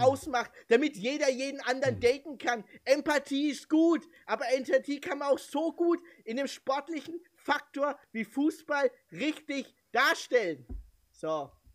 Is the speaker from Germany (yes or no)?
yes; Germany; mich als Deutscher, der aussah wie ein Filipino